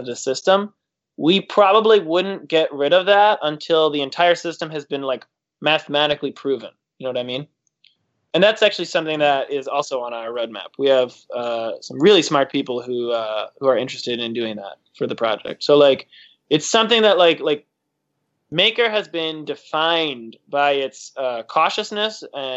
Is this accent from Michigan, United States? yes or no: yes; Detroit, Michigan, United States; moved away; I'm originally from Detroit